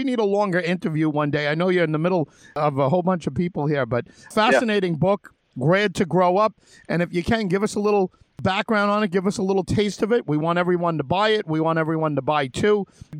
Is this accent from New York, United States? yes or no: yes; Long Island, New York, United States; originally from Long Island, where I'm from and I'm speaking from at this moment.